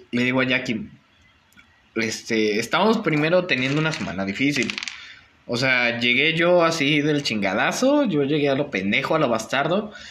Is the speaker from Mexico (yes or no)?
yes; Mexico; Como buen mexicano.